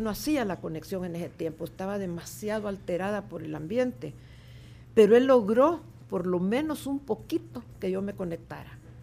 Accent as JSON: {"language": "Spanish", "country": "El Salvador", "tie": "born or raised there", "said": "yo soy nacida en, aquí en El Salvador en 1944"}